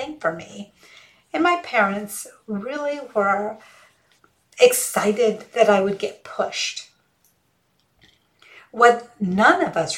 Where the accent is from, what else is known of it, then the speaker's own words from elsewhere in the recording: rural Georgia, United States; first language Hindi; English is a second language; also born or lived in Auburn, Alabama / Mississippi; my dad got a job in rural Georgia, working as a researcher at the University of Georgia. It wasn't the main campus, it was a satellite campus. But anyway, so that's where we were raised